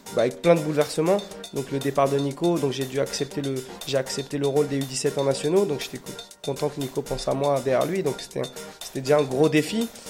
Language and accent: French; France; chez nous en France